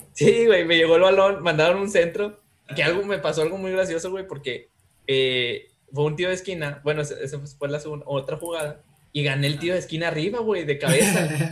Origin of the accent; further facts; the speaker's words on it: Mexico; Así somos los mexicanos